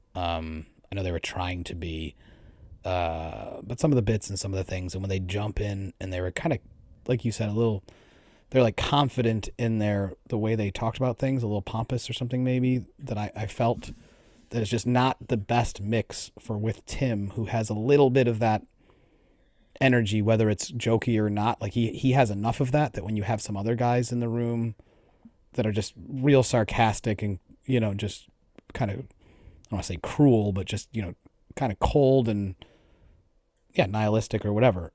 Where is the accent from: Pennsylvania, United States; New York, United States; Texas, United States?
New York, United States; Buffalo; We're both from Buffalo